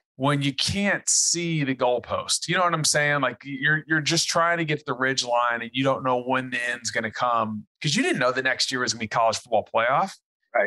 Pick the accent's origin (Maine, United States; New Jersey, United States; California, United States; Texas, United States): Texas, United States; I live in Texas, I'm a Texan